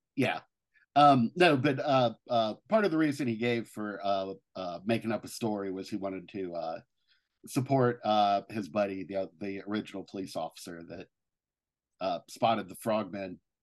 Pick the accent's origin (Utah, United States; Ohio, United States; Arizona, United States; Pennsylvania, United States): Ohio, United States; Cincinnati; moved away; my hometown of, uh, Cincinnati, Ohio